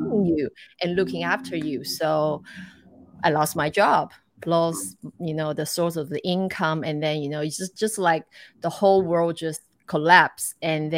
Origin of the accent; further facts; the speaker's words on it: Taiwan; moved away as an adult; also born or lived in Cleveland, United States / Hawaii, United States / Macau / Dubai; I grew up in Taiwan, but then I studied in America